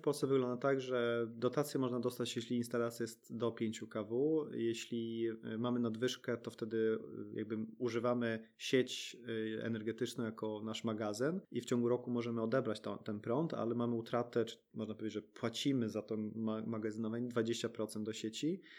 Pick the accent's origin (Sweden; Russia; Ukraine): Sweden; moved away as an adult; now in Poland; my też dorastaliśmy w Szwecji